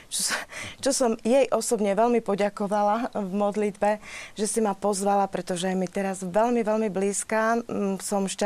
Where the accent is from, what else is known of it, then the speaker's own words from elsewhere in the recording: eastern Slovakia, near Košice, Košice Region, Slovakia; Keďže som z východného Slovenska, pri, blízko pri Košiciach